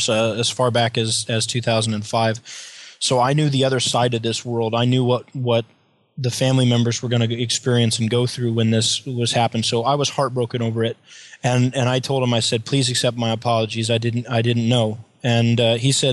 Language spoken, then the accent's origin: English; United States; as an American civilian